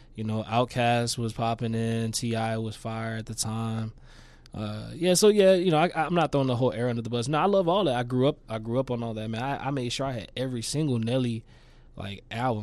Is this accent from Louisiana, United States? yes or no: yes; Shreveport, Louisiana, United States; also born or lived in New Orleans; I grew up in, like, the Stoner Hill Highland area, Shreveport.